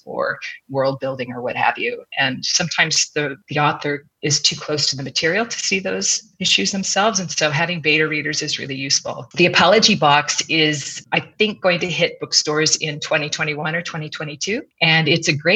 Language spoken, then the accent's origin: English; Southern California, United States; now in Belgium; growing up in Southern California